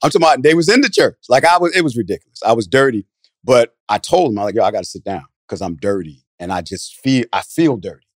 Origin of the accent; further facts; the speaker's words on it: New Jersey, United States; now in Atlanta, United States; I'm from Jersey originally